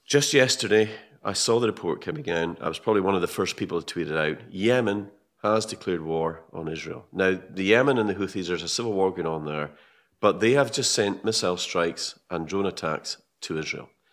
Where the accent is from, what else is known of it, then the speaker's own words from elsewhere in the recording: Scotland, United Kingdom; I'm a Brit. I'm a Scottish Brit.